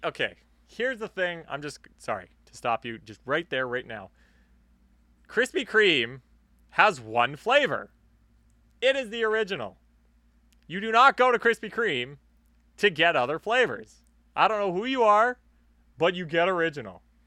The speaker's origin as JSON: {"language": "English", "country": "Canada", "accent": "Canadian", "said": "we are Canadian."}